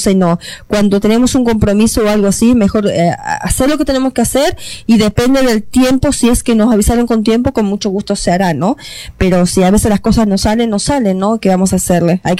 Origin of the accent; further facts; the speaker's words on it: Uruguay; now in Toronto, Canada; yo soy de Uruguay